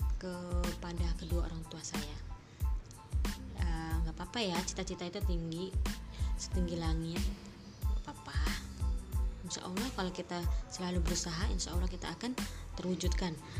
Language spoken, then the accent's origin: Indonesian; Serang, Banten, Indonesia; moved away as an adult; now in Tunisia; Lahir di Serang, dua puluh enam April dua ribu